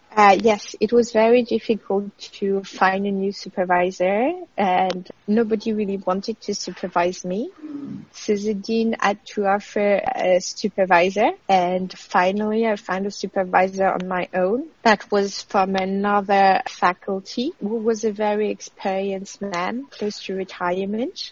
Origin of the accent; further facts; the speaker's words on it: France; moved away as an adult; now in Australia; France, my home country